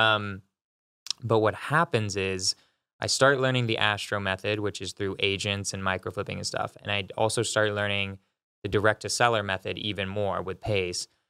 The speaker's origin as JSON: {"language": "English", "region": "California", "country": "United States", "also_born_or_lived": "San Francisco", "moved": "as an adult", "lives_now": "Denver, United States", "said": "So I'm from California. I moved to Denver a year ago"}